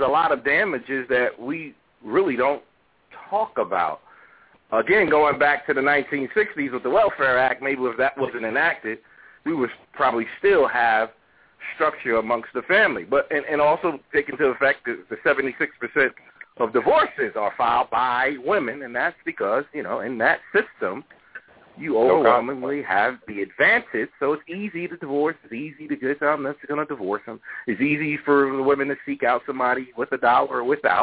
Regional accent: New York, United States; the Section 8 I grew up on, it was in New York

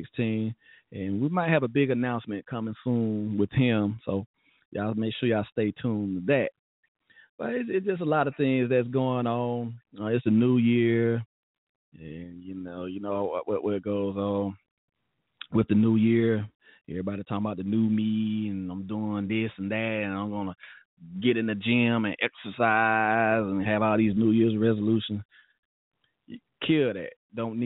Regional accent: Alabama, United States; we're from Alabama

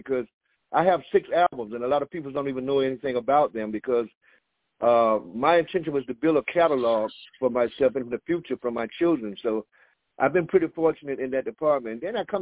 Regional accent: Atlanta, Georgia, United States; moved away; also born or lived in Miami, Florida; I lived in Miami off and on for like 40 years, but I'm originally from Atlanta. And I only been back home like 7 years now

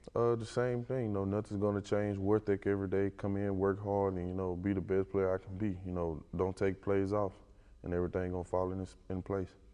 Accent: Western Louisiana, United States; moved away; I'm from Western Louisiana, not that many guys make it from Western Louisiana. It's a small little town.

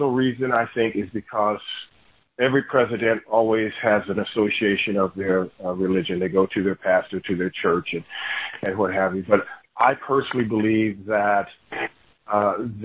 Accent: Chicago, Illinois, United States; I am from Chicago

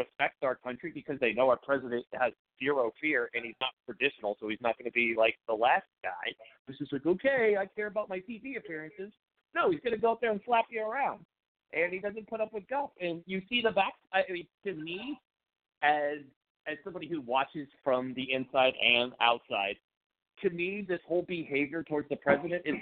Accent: Florida, United States; also born or lived in California; now in Beaverton, United States; I'm originally a Floridian, moved to California, joined the Marine Corps after I got out of high school

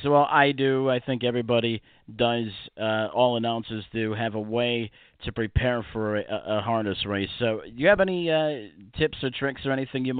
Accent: New York, United States; But, you know, growing up in the New York area, of course, you know, Roosevelt Raceway, of course, the racetracks out in Philadelphia here with Liberty Bell.

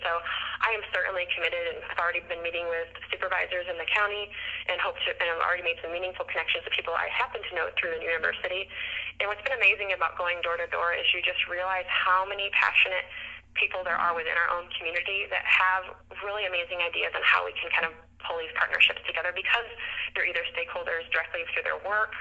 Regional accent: Northern New York, United States; moved away as an adult; now in Charlottesville, United States; I'm also from New York, where um, yeah. our, city resided within the county, and there wasn't a separate entity

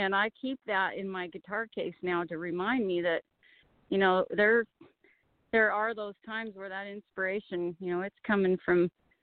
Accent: Perkins Peak, British Columbia, Canada; Perkins Peak, where I grew up in Canada.

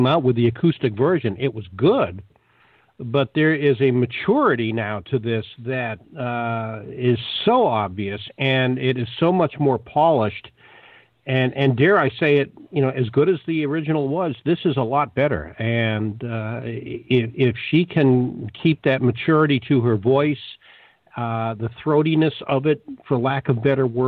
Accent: Boston, Massachusetts, United States; growing up in Boston

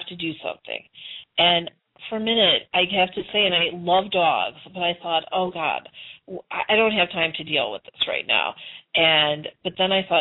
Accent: Chicago, Illinois, United States; moved away as an adult; also born or lived in Arizona; now in Nevada, United States; I was born and raised in Chicago

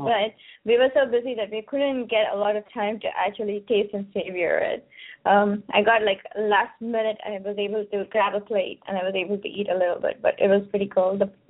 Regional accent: South India, India; My wedding will be different because I come from South India.

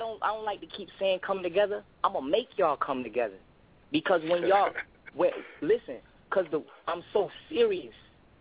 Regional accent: Rochester, New York, United States; I'm from Rochester, New York, 585

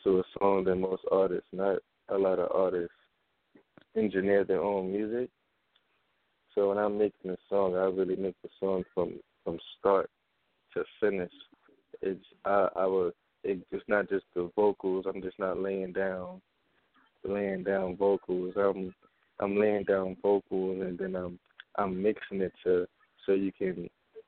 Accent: New York City, New York, United States; I'm from Brooklyn, New York

